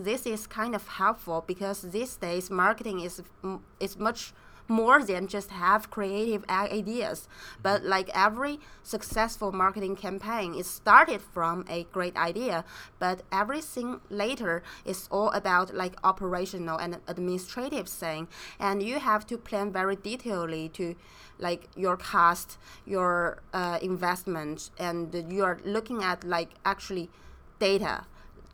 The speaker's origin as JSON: {"language": "English", "country": "China", "tie": "born or raised there", "also_born_or_lived": "United States", "moved": "as an adult", "said": "I was growing up in China, and I went to the States for undergrad and graduate study."}